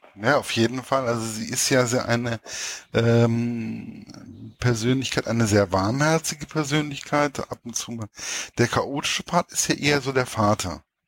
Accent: Hesse, Germany; als Hesse

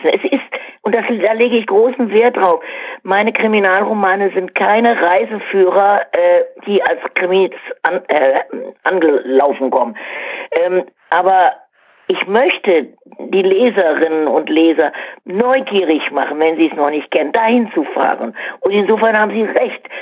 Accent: Cologne, North Rhine-Westphalia, Germany; ich bin Kölnerin, ähm, so wie es bei uns Karneval immer ist, also absolut voll.

